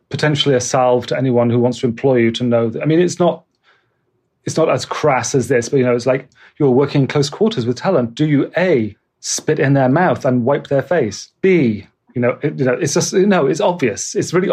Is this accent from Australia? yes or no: no; Bristol, South West England, United Kingdom; moved away as an adult; also born or lived in London; stuff I'd done in Bristol, which is my hometown